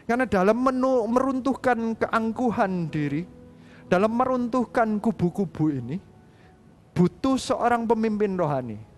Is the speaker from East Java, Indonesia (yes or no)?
yes; Surabaya, East Java, Indonesia; saya ini orang Indonesia, saya lahir di Surabaya, didikan Surabaya kayak gitu ya.